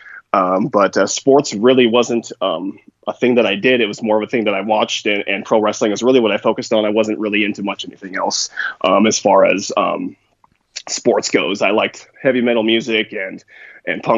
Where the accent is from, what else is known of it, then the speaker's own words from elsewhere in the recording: Portland, Oregon, United States; now in Salem, United States; Born and raised in Portland, Oregon, actually. Southeast Portland, Felony Flats is directly where I come from